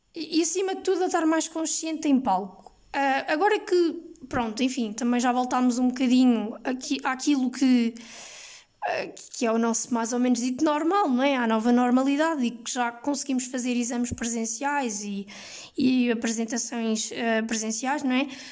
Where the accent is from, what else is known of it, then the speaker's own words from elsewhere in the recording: Lisbon, Portugal; also born or lived in Évora; eu sou de Lisboa, não é? E, e que estudo em Évora